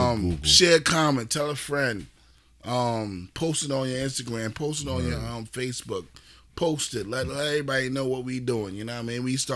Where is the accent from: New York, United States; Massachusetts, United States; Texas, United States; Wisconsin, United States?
New York, United States; New York City; also born or lived in Brooklyn; We from Queens.